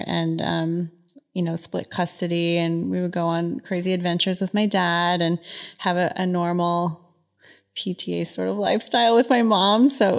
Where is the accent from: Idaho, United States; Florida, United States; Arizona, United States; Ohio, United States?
Arizona, United States; Phoenix; also born or lived in Southern California; Born in Southern California. Okay. Until I was about five. And then my mom, divorced my dad and we relocated to Phoenix.